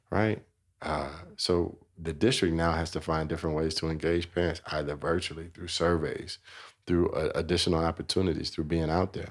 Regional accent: Chicago, Illinois, United States; now in Denver, United States; I grew up in Chicago, Illinois

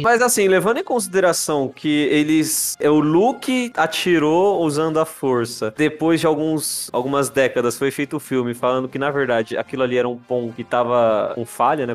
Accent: Brazil; a gente é brasileiro

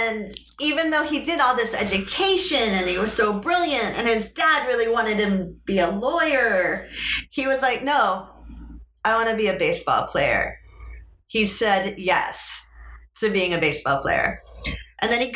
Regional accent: New England, United States; us New England people

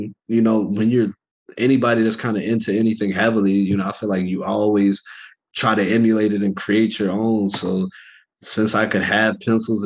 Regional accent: Richmond, Virginia, United States; moved away; also born or lived in New York; I didn't really like growing up in Richmond

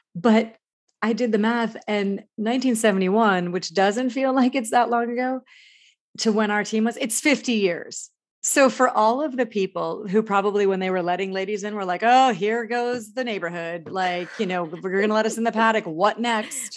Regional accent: New England, United States; I grew up in New England

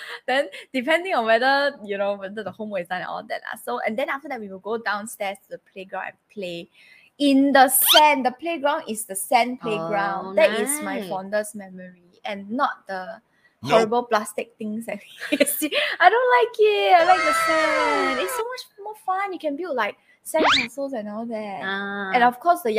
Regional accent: Singapore; very, very young, I used to stay in this place called Marsiling

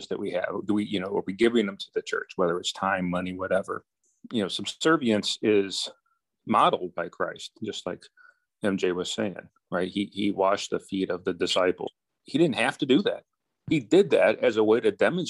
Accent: United States; I'm an American

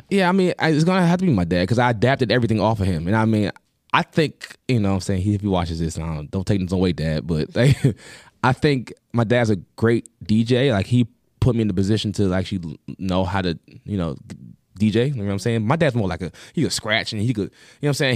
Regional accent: Long Island, New York, United States; I'm from New York. Long Island

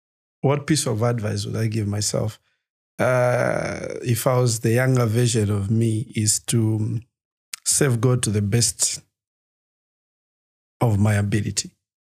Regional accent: Lusaka, Lusaka Province, Zambia; Lusaka Garden.

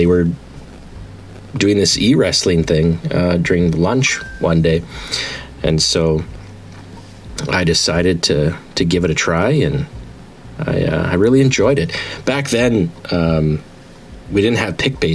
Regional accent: Manitoba, Canada; I'm a Canadian boy. I'm from Manitoba.

